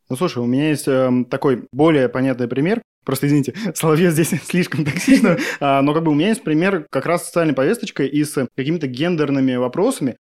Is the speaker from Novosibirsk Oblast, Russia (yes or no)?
yes; Novosibirsk, Novosibirsk Oblast, Russia; now in Moscow, Russia; я из Новосиба